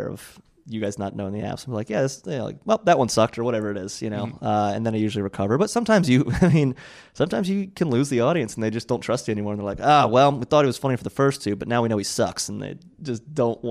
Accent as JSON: {"language": "English", "region": "Maryland", "country": "United States", "also_born_or_lived": "New York", "moved": "yes", "said": "I'm from Maryland originally"}